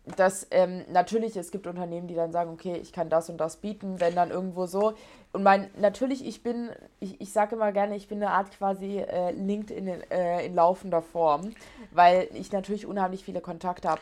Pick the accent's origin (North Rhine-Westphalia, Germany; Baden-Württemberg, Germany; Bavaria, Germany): Baden-Württemberg, Germany; Ettlingen; also born or lived in Heidelberg / Stuttgart; da bin ich dann auch richtig äh, Patriot für meine Heimat